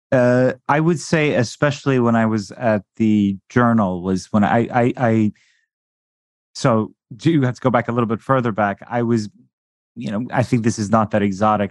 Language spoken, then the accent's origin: English; Iran; moved away; I was born in Iran